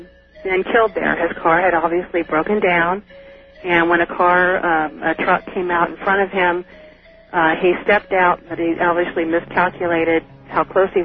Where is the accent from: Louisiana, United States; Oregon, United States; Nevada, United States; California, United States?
California, United States; Salinas; Well, I moved from Salinas about 5 years ago.